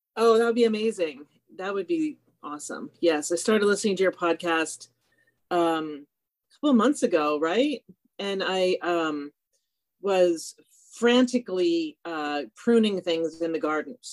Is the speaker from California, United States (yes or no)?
yes; California, United States; I'm also from California